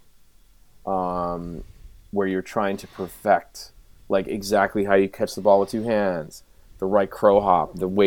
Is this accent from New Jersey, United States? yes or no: no; Boston, Massachusetts, United States; growing up in Boston